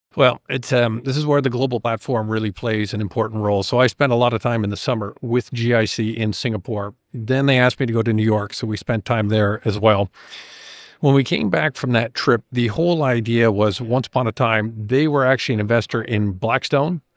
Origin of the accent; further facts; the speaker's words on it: Canada; as a Canadian